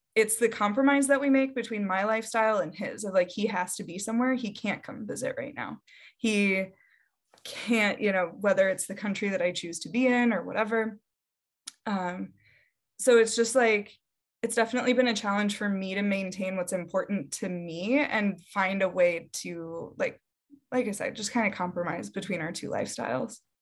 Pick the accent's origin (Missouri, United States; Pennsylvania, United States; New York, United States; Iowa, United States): Iowa, United States; Davenport; moved away; I grew up in Davenport, Iowa